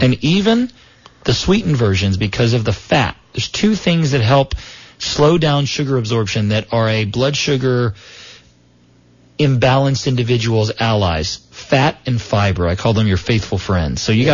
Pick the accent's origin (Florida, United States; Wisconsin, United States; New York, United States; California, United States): Florida, United States; South; where I was raised in South Florida